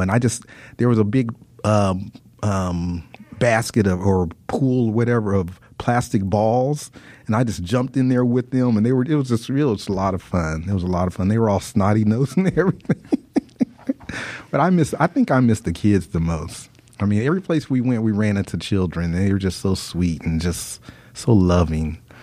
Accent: United States; what I grew up with here in the United States

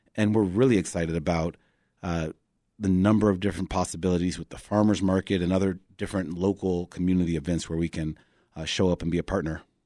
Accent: Chicago, Illinois, United States; also born or lived in West Loop, Chicago; I grew up in Hyde Park

